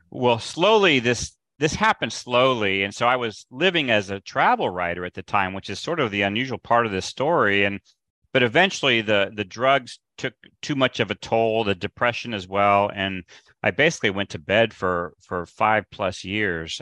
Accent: Midwest, United States; I grew up in the Midwest

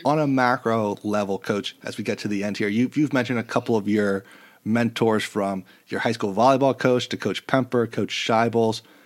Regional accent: New York, United States; I'm a New Yorker

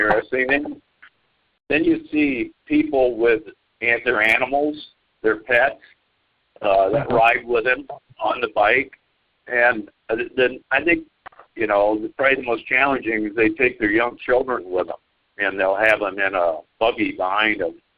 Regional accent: Cedar Falls, Iowa, United States; we're from Cedar Falls

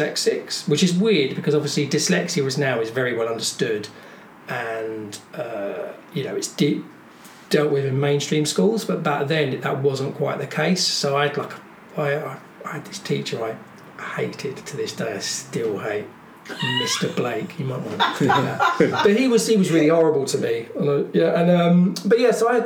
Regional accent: Folkestone, South East England, United Kingdom; also born or lived in Ashford / Margate / London; now in Brighton, United Kingdom; I was born in Ashford's William Harvey Hospital, but then I grew up in Folkestone in Kent

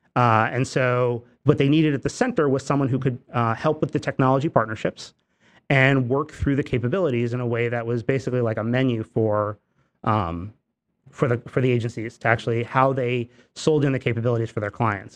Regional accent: Newburgh, New York, United States; I grew up in the Hudson Valley, but I grew up in a, in a city called Newburgh

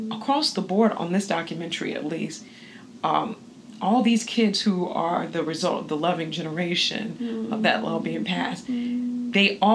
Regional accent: the South, United States; I'm from the South as well and I'm not biracial, obviously.

